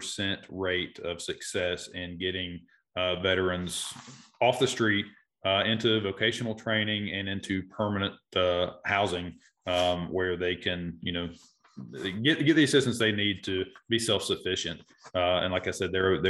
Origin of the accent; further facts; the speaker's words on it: Asheville, North Carolina, United States; I am native to Asheville. I'm a real estate broker here in Western North Carolina. Born and raised in North Asheville area